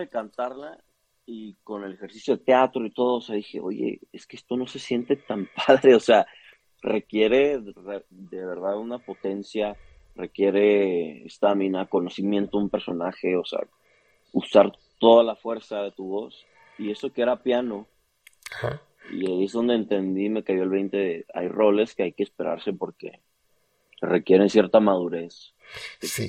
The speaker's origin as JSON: {"language": "Spanish", "region": "Chihuahua", "country": "Mexico", "said": "Soy de Chihuahua, Chihuahua."}